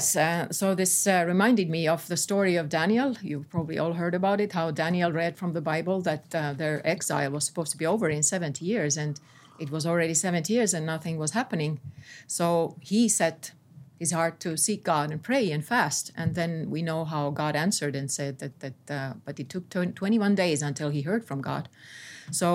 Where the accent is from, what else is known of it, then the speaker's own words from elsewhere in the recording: Estonia; this is actually from my home country